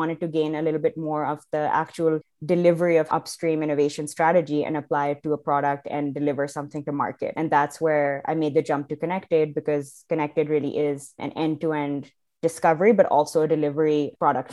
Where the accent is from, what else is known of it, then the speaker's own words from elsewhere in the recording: Pakistan; moved away as an adult; also born or lived in Providence, United States; now in Canada; I'm originally from Pakistan. That's where I grew up until I was 18, left for college to the US, did 4 years there in Providence, and then eventually ended up in Canada.